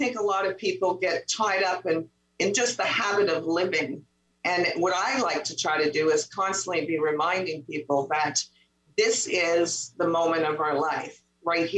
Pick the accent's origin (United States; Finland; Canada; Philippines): Canada; Montreal, Quebec; now in Ontario, Canada; I'm from Quebec